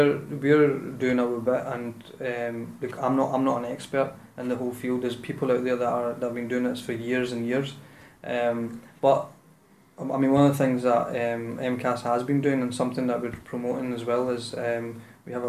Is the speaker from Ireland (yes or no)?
no; Glasgow, Scotland, United Kingdom; I'm born and bred in the South Side